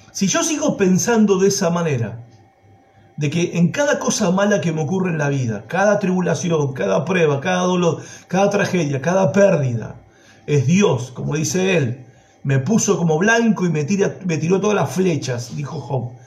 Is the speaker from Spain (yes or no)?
no; Argentina